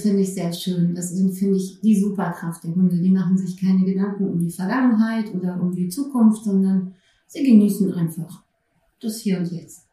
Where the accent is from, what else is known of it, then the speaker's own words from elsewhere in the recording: Berlin, Germany; moved away; Ich äh, bin ursprünglich Berlinerin. Ja, habe aber dann etliche Jahre auch woanders gelebt und bin jetzt seit 2016 wieder in Berlin.